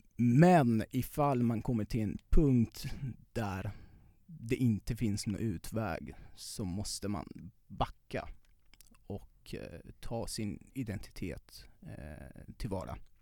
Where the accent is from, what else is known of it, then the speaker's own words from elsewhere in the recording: Iran; Swedish is a second language; moved away as an adult; now in Sweden; där jag kommer ifrån